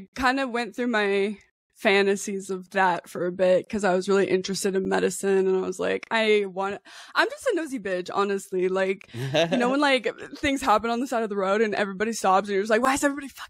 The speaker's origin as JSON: {"language": "English", "region": "Nevada", "country": "United States", "tie": "born or raised there", "also_born_or_lived": "Dallas, Texas / Jacksonville, Oregon", "said": "Oh, I'm from Nevada. I was born and raised here. I'm still here."}